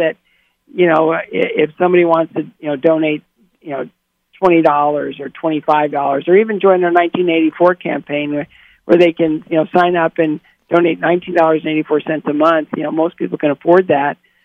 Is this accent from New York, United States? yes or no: no; Bowling Green, Ohio, United States; my hometown of Bowling Green, Ohio